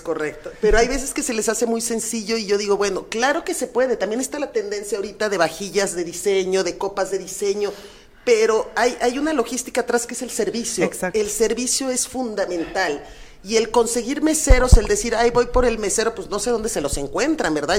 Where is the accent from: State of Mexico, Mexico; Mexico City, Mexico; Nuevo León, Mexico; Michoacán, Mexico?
Mexico City, Mexico; moved away as an adult; now in Guadalajara, Mexico; yo soy de la Ciudad de México, por azares del destino me vine a Guadalajara